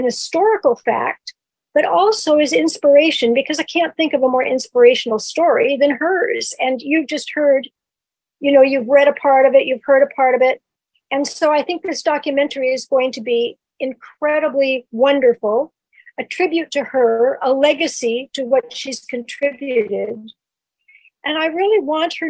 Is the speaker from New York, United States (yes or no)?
no; California, United States; I'm a Californian.